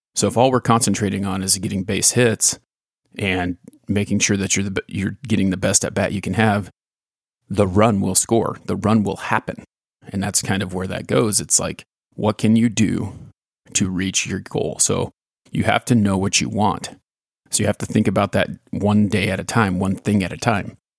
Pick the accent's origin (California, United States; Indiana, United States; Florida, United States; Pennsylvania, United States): California, United States; when I was growing up in California